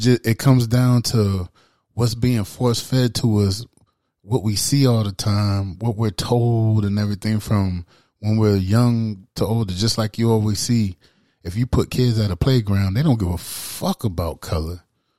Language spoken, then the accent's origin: English; Charleston, South Carolina, United States; That shit, I grew up in Charleston, South Carolina.